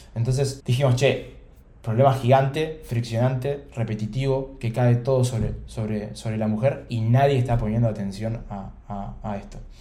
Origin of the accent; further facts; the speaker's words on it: Buenos Aires, Argentina; nací acá en Buenos Aires, en Capital